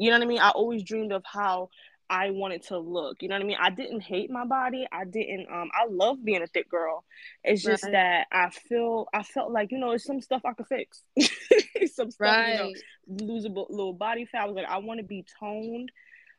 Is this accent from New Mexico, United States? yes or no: no; New York City, New York, United States; I'm from Brooklyn. I'm from Brooklyn, East New York, born and raised